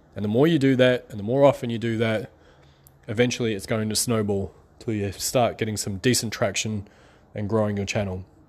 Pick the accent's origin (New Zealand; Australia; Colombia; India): New Zealand; I'm from New Zealand